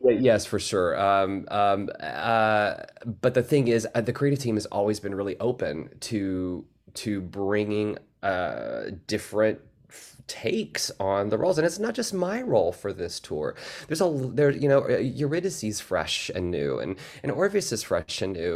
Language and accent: English; the South, United States; I come from the South